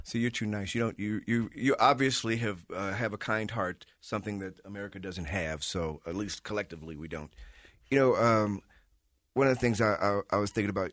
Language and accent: English; Chicago, Illinois, United States; moved away; I'm from Chicago